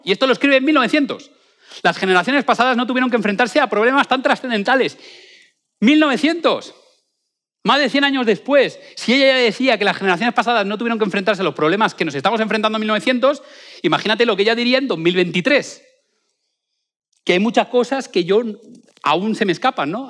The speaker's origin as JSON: {"language": "Spanish", "area": "a small town in Valencia", "region": "Valencian Community", "country": "Spain", "tie": "born or raised there", "moved": "yes", "lives_now": "Madrid, Spain", "said": "en mi pueblo, colegio de Albuisec, es un pueblo de Valencia muy pequeñito"}